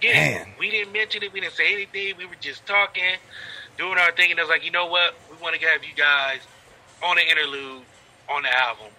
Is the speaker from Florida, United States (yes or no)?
no; Akron, Ohio, United States; I grew up in Akron